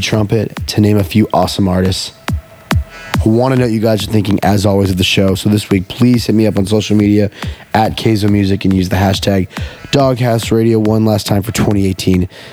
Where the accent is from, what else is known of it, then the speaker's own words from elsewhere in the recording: Houston, Texas, United States; Houston, Texas, my hometown, where I was born